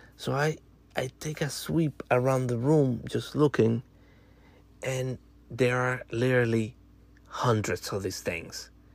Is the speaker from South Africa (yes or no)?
no; Dominican Republic; moved away; I'm from Dominican Republic